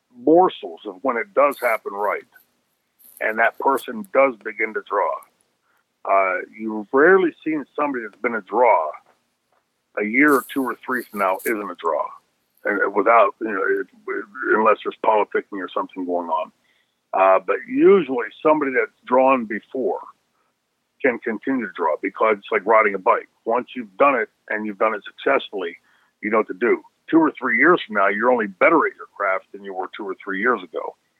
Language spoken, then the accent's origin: English; Pittsburgh, Pennsylvania, United States; we grew up here in Pittsburgh